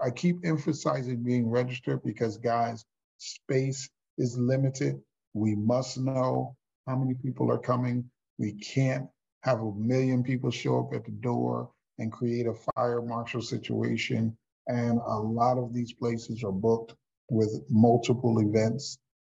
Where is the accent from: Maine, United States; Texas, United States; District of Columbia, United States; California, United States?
Texas, United States; Houston; my hometown in Houston, Texas